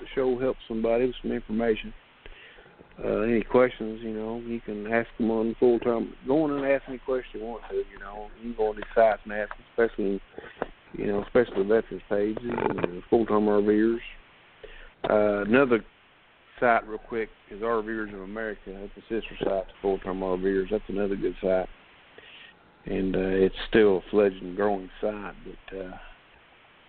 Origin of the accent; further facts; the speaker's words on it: Eastern Kentucky, United States; We grew up in Eastern Kentucky